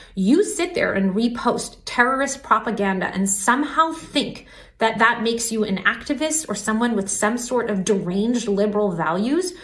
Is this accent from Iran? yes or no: yes; Iran; moved away; I was born in Iran